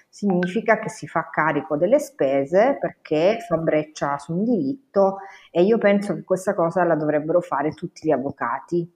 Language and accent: Italian; Castellammare, Italy; moved away as an adult; now in Bologna, Italy; io fossi rimasta a Castellammare